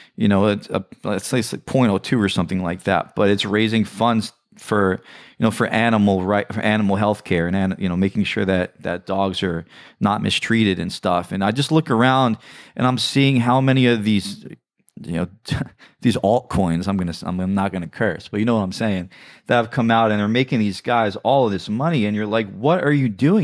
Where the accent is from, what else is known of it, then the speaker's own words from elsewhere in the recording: New York City, New York, United States; I grew up in the New York City area